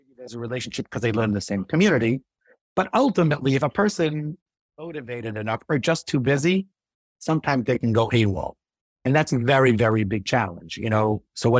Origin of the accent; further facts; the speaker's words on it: East Brunswick, New Jersey, United States; So, you know, growing up in East Brunswick, I did grow up a lot there, but like being around in East Brunswick, I had the opportunity to meet a lot of great people.